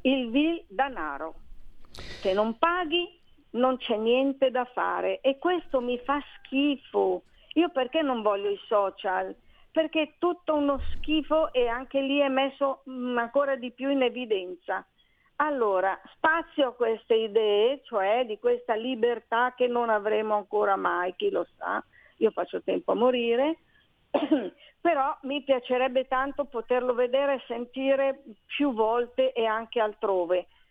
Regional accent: Milan, Lombardy, Italy; io sono di Milano

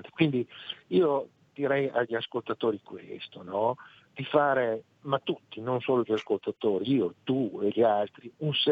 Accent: Parma, Emilia-Romagna, Italy; non di Reggio Emilia, attenzione, io sono di Palma

